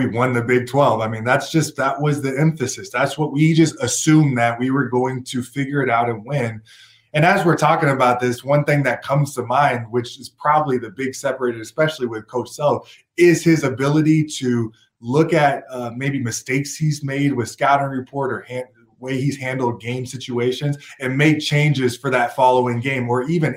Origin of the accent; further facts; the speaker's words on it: Portland, Oregon, United States; moved away; also born or lived in Kansas; I'm from Portland, Oregon